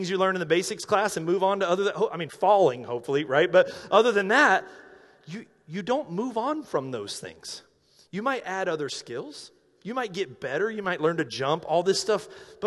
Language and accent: English; North Carolina, United States; moved away; I'm from North Carolina.